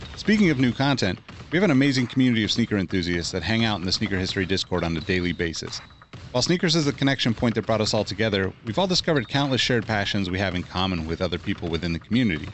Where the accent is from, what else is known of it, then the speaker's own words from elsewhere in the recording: Los Angeles, California, United States; growing up in East L